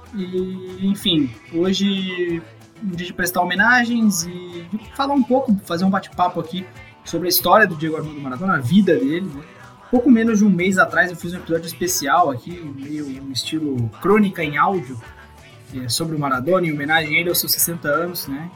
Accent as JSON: {"language": "Portuguese", "region": "South Region", "country": "Brazil", "said": "sou do Sul"}